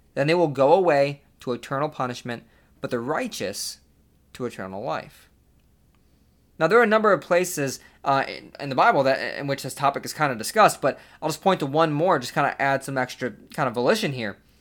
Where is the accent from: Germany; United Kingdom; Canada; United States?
United States; Buffalo, New York; I lived on the other side of the state at the time, in, in Buffalo